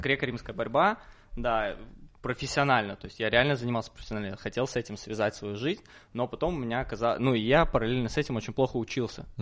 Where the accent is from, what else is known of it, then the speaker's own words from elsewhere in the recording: Minsk, Belarus; Я из Минска